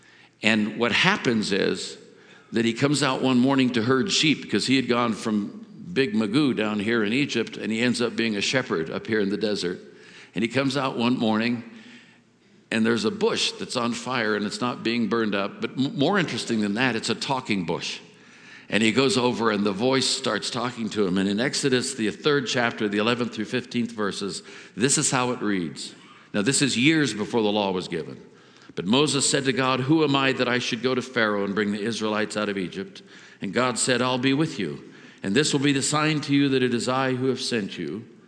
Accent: India; I was brought up in India. Everything was a god.

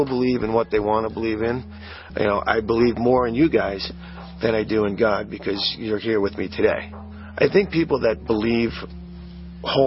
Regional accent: New York, United States; I was born and raised in New York.

